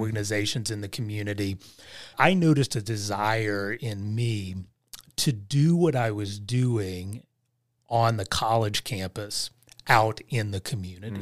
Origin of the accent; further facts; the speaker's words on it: Southern Ohio, West Virginia, United States; I was born and raised in West Virginia, Southern Ohio